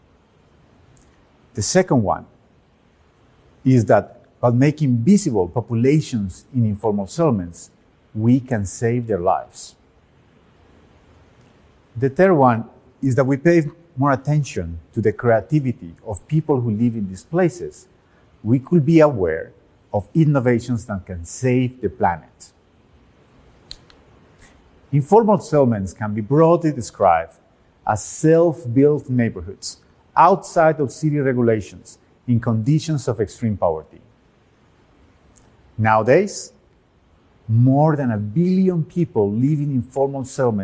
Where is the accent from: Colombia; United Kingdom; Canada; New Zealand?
Colombia; Medellín, Antioquia; When I was 6 years old, growing up in Medellin, Colombia